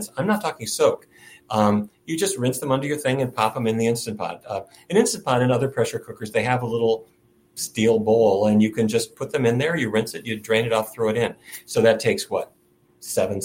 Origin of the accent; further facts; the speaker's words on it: Fargo, North Dakota, United States; now in Washington, D.C., United States; I grew up in Fargo, North Dakota, and there every day of my life, it was roast beef, baked potatoes, and corn